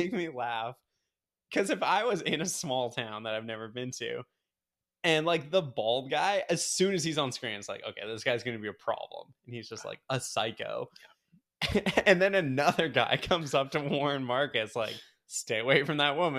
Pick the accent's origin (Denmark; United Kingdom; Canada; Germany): Canada; I'm a Canadian friend.